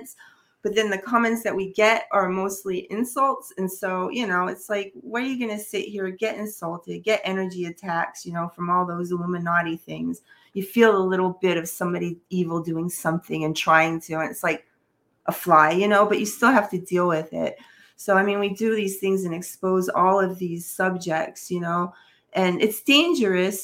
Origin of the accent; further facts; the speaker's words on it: United States; as an American